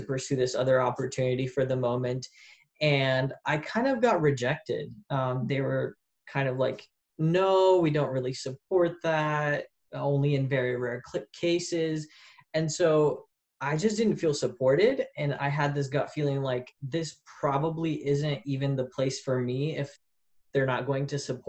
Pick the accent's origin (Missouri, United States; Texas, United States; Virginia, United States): Missouri, United States; St. Louis; moved away as an adult; also born or lived in Poland / Paris; now in Arizona, United States; I'm originally from St. Louis, Missouri. So I'm from the Midwest